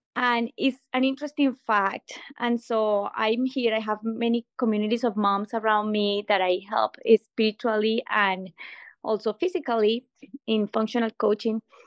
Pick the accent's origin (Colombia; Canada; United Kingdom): Colombia; moved away as an adult; now in Illinois, United States; I am from Colombia, South America